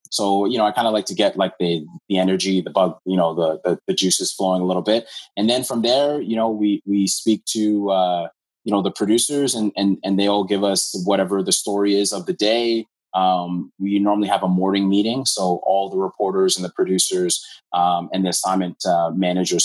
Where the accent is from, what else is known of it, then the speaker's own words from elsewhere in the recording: Hamilton, Ontario, Canada; also born or lived in Scarborough; I'm from Hamilton. Um, was born in Scarborough, but uh, raised in Hamilton.